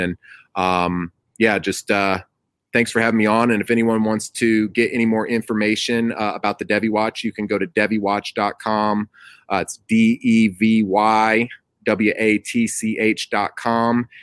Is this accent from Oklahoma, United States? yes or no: no; Atlanta, Georgia, United States; I'm from the Atlanta area